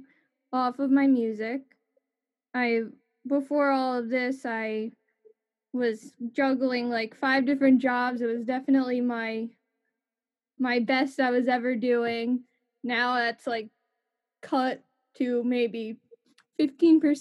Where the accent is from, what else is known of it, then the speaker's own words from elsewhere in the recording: New Jersey, United States; I'm a musician from New Jersey.